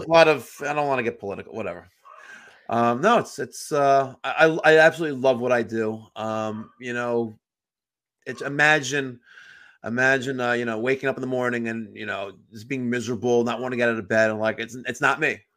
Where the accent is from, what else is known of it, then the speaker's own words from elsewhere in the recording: New York, United States; I'm a New Yorker